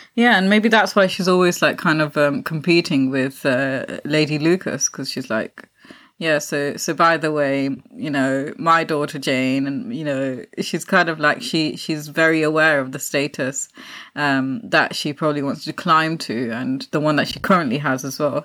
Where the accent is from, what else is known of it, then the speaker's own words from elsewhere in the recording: Pakistan; being Pakistani